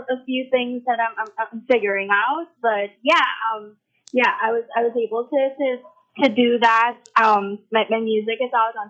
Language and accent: English; Trinidad & Tobago; I love my Trinidadian culture. I have sung Calypso when I was a kid. I won two competitions in my school